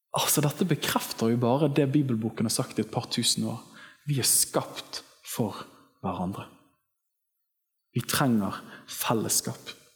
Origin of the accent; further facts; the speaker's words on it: Western Norway, Norway; Jeg kommer fra Vestlandet